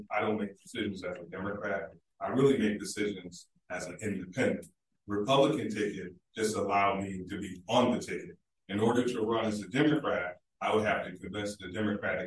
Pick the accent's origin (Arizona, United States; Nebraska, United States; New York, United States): New York, United States; Niagara Falls; Born and raised in Niagara Falls